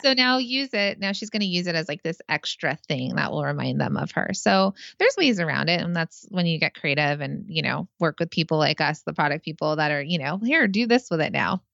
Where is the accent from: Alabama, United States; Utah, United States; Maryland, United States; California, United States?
California, United States; now in New Jersey, United States; I'm from California